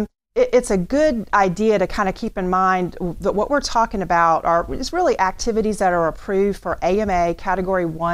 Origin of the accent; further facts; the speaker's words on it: Tallahassee, Florida, United States; I was born and raised in Tallahassee, been here a really long time